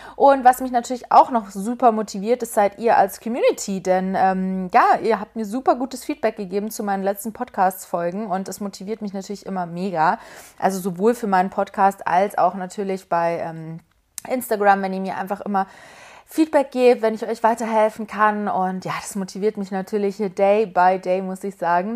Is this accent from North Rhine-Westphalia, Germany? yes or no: no; Munich, Bavaria, Germany; now in Berlin, Germany; Es ist übrigens meine Heimat München. Meine Eltern kommen auch aus München.